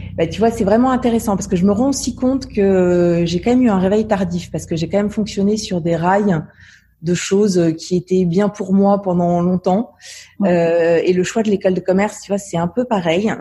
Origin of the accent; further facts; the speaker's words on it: Savoie, Auvergne-Rhône-Alpes, France; also born or lived in Romans-sur-Isère, Drôme; je suis née dans la Drôme, mais en revanche, j'ai vraiment vécu euh, toute, toute, ma vie en Savoie